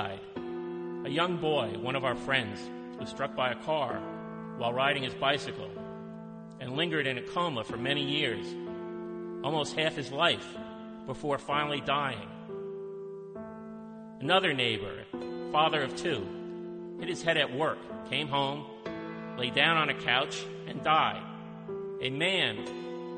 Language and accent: English; Howell, New Jersey, United States; growing up in Howell